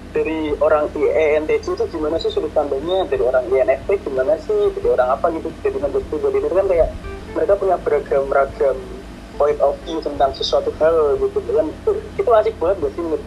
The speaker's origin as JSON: {"language": "Indonesian", "town": "Semarang", "region": "Central Java", "country": "Indonesia", "said": "kita orang Semarang kan ngomongnya alalala"}